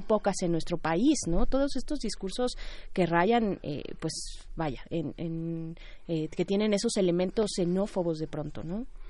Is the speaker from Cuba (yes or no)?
no; Mexico; como pueblo mexicano